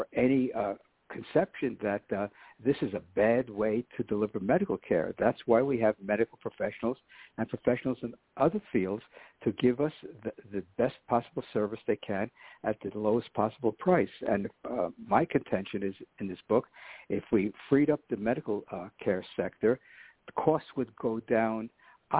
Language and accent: English; New York City, New York, United States; growing up in New York City in the 1950s or early 60s